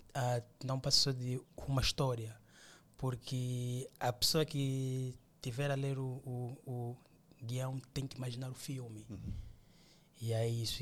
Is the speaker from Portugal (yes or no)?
no; Luanda, Luanda Province, Angola; also born or lived in Benguela; É, já sou de Luanda, né? uhum. né? Claro. Voltei para Luanda